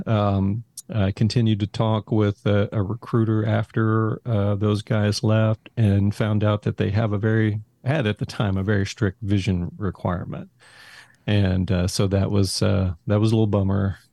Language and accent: English; Haltom City, Texas, United States; grew up in Haltom City, which is a little suburb of Fort Worth